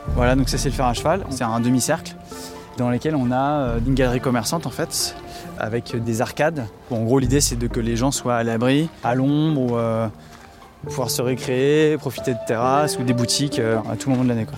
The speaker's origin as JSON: {"language": "French", "town": "Les Sables-d'Olonne", "region": "Pays de la Loire", "country": "France", "tie": "born or raised there", "said": "j'ai grandi au Sable d'Olonne"}